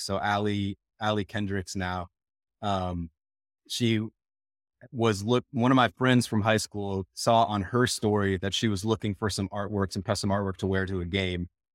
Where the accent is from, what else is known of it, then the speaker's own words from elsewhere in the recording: Minneapolis, Minnesota, United States; moved away as an adult; also born or lived in Rhode Island / Wisconsin; now in Portland, United States; I, I grew up in, in Minneapolis